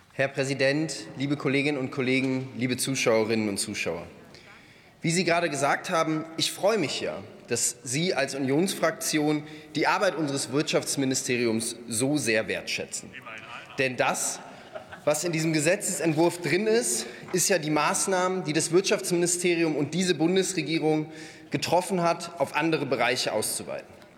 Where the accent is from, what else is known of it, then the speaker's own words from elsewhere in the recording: North Rhine-Westphalia, Germany; Ich komme selbst aus NRW